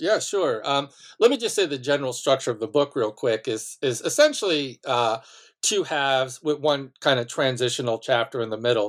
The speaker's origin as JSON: {"language": "English", "town": "Malverne", "region": "New York", "country": "United States", "tie": "born or raised there", "said": "I, um, was born and raised on Long Island, um, in a small town named Malvern"}